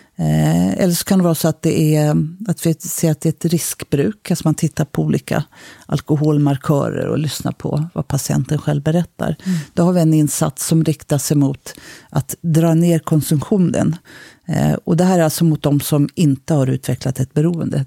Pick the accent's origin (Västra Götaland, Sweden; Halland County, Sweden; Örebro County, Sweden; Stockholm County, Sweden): Stockholm County, Sweden; Stockholm; also born or lived in Sundsvall; jag kommer från Stockholm